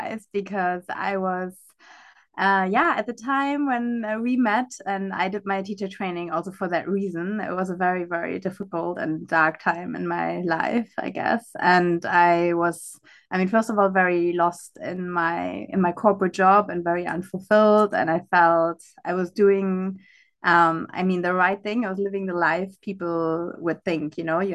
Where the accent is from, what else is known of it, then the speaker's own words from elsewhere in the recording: Germany; also born or lived in Africa / United States / Europe; now in Algarve, Portugal; I'm originally from Germany, but I would always say I'm a citizen of the world.